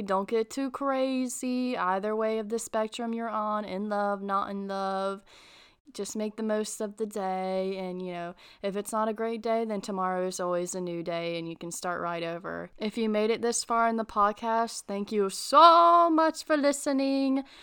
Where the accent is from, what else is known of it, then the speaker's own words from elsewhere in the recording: North Carolina, United States; I'm from North Carolina